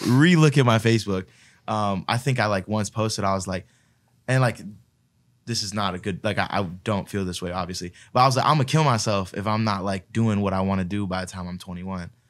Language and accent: English; Palm Beach, Florida, United States; I grew up in, like, uh, Palm Beach, which is, like, a smaller